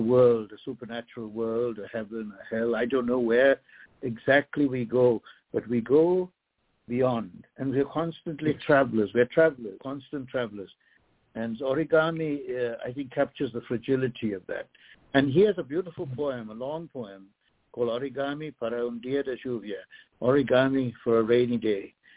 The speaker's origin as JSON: {"language": "English", "country": "Sri Lanka", "tie": "born or raised there", "moved": "yes", "said": "I myself am a translated man, a, a poet who was born in another country called Ceylon that no longer exists. Now it's known as Sri Lanka"}